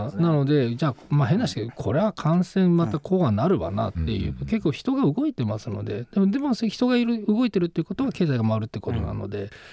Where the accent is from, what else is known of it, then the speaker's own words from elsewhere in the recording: Akita, Japan; now in Tokyo, Japan; 僕あの秋田県出身なんですけど、